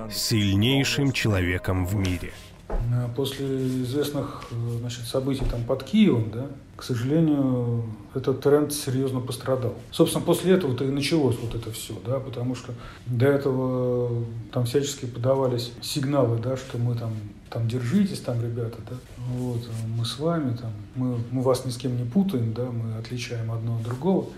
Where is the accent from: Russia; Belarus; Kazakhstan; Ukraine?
Russia; St Petersburg, Saint Petersburg; я из Петербурга